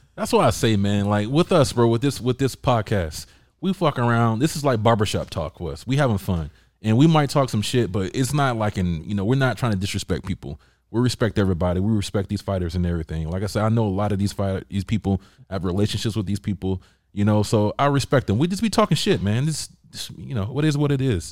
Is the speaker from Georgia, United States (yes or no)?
yes; Georgia, United States; I'm from Georgia.